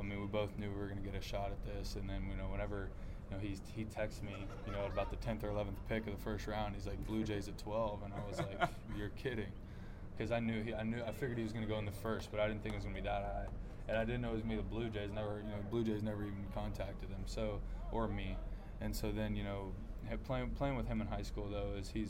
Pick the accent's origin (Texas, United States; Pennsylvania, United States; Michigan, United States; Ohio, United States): Texas, United States; Magnolia; Magnolia, you know, Magnolia's home. It's, I got a ton of friends there, a ton of people that I call family. You know, it's where I grew up. I moved there when I was one